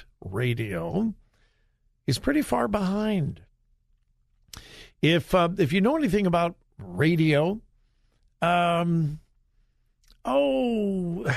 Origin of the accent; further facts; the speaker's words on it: California, United States; I'm from California, born and raised in California